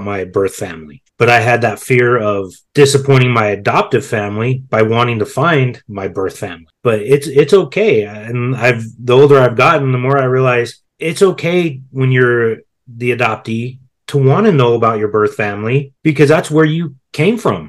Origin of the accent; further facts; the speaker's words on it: Colorado, United States; I was born in Colorado